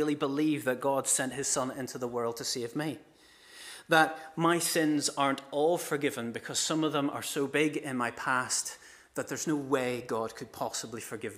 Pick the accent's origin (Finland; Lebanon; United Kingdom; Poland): United Kingdom; Ballymena, Northern Ireland; now in County Down, United Kingdom; I am a Ballymena man, born and bred, born in the Braid Valley. Now, why do I not sound like it? Well, I've ended up living most of my life now in County Down